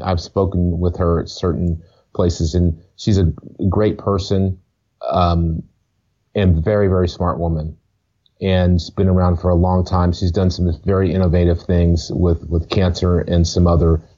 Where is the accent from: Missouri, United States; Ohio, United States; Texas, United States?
Ohio, United States; moved away; also born or lived in Brooklyn, New York City; I grew up in Ohio